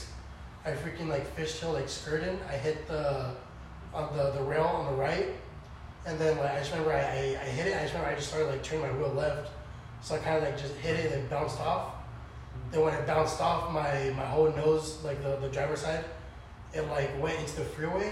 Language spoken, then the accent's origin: English; Escondido, California, United States; also born or lived in Valley Center, California / San Marcos, California; I was born and raised in Escondido